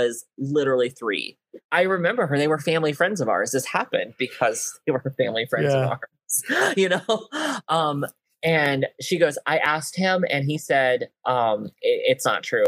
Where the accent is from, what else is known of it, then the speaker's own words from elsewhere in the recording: United States; my hometown of Allen County